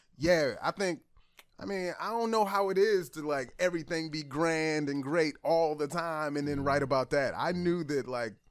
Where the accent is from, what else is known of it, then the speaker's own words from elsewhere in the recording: Baltimore, Maryland, United States; I grew up in East Baltimore